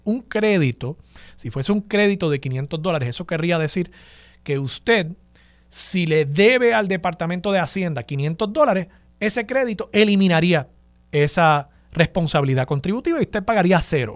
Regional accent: Puerto Rico

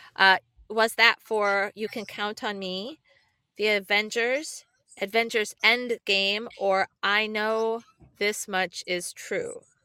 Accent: Illinois, United States; I'm from Illinois

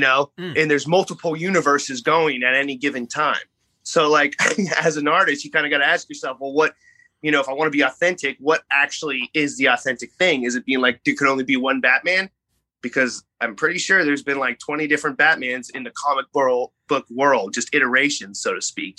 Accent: Bay Area, Northern California, United States; moved away as an adult; also born or lived in Los Angeles, United States; now in New York City, United States; I'm actually born and raised in California, so I'm from from the Bay Area, I'm from Northern California

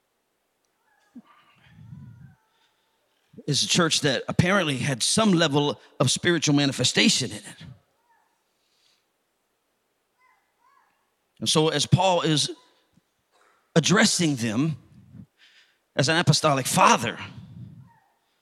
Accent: United States

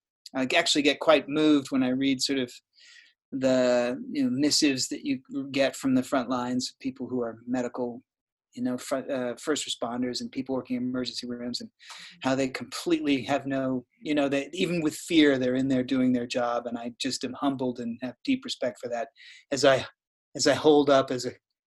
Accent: New York City, New York, United States; moved away; And I was from New York City, moved here in 2005, but spent a decade there, and we still have tons of friends there

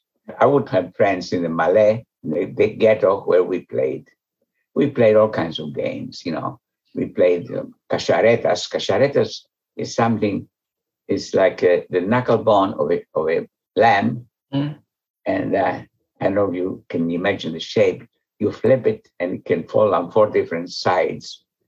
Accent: Veria, Central Macedonia, Greece; first language Ladino; English is a second language; moved away as an adult; also born or lived in Thessaloniki, Greece / Athens, Greece / Chicago, United States; now in United States; So I was born in Salonika, but I grew up in Veria. Veria is an ancient Jewish community that goes back 2,000 years at least.

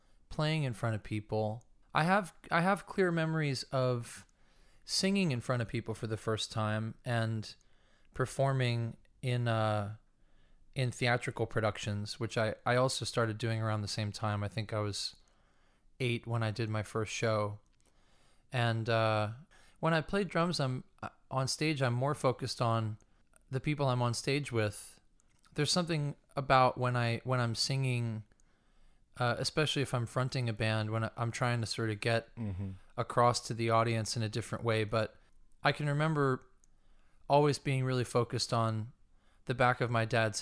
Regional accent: Manahawkin, New Jersey, United States; I grew up in southern New Jersey near Long Beach Island

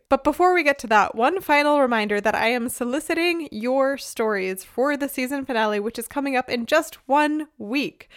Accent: Northeast, United States; now in Germany; I grew up in the Northeast

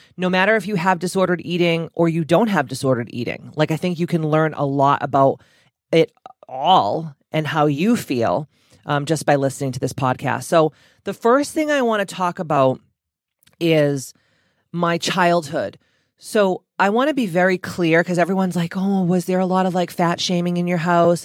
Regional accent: Taunton, Massachusetts, United States; I'm from Taunton, Massachusetts

